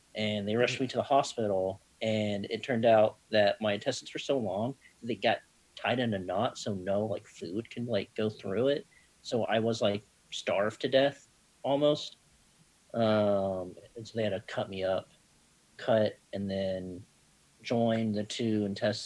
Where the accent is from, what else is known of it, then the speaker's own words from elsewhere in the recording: Birmingham, Alabama, United States; was born in Birmingham, Alabama